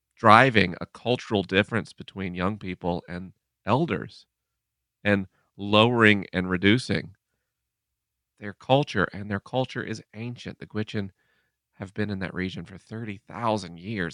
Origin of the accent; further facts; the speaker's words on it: Gulf Coast, United States; I grew up in the Gulf Coast where Anna Jane is from